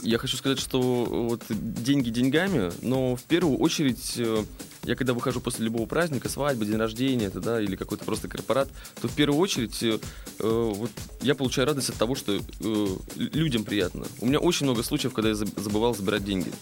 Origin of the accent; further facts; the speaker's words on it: Saint Petersburg, Russia; родился я в Питере здесь